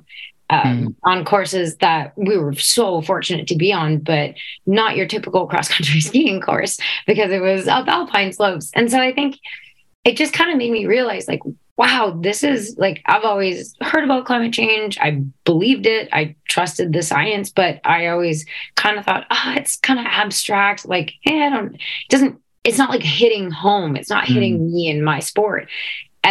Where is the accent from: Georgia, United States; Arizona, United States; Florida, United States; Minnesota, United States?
Minnesota, United States; Afton; I grew up in Afton, Minnesota